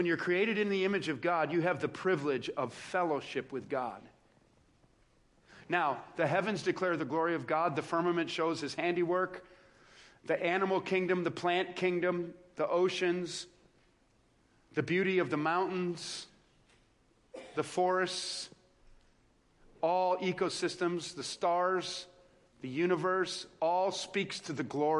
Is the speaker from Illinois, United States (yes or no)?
yes; Joliet, Illinois, United States; I grew up outside of Joliet, Illinois, in South Chicago